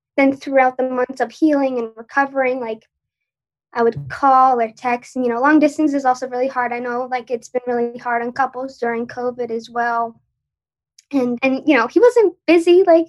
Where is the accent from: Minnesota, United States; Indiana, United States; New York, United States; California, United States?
New York, United States; Long Island; So I'm from New York, Long Island.